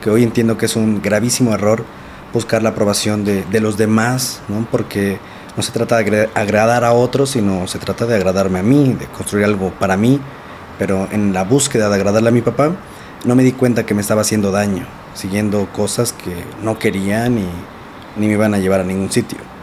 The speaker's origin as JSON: {"language": "Spanish", "town": "Nezahualcóyotl", "region": "State of Mexico", "country": "Mexico", "tie": "born or raised there", "said": "yo soy de Nezahualcóyotl, de Neza, Estado de México. Crecí en una familia pues realmente pues muy bonita."}